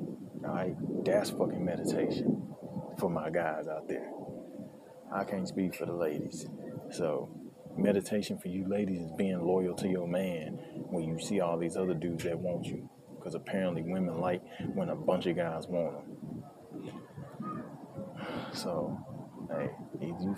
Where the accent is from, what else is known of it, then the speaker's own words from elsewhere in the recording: United States; I'm an American